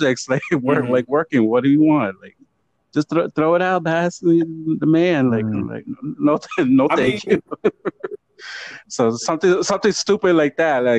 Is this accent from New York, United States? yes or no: yes; New York City, New York, United States; Puerto Rican from the Bronx